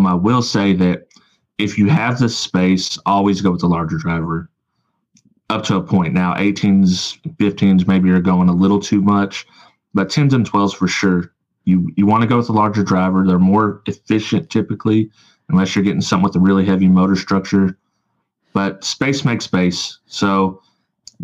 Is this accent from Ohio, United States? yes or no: no; Arkansas, United States; accent: twang; I'm from Arkansas, so I had to put a little twang on it